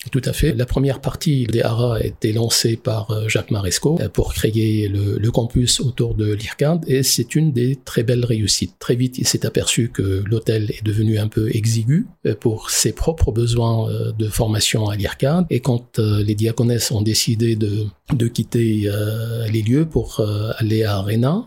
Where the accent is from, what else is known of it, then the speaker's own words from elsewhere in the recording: Lebanon; moved away as an adult; now in Strasbourg, France; on est euh, très francophone au Liban. Euh, j'ai appris le français euh, à côté de l'arabe euh, dès, la maternelle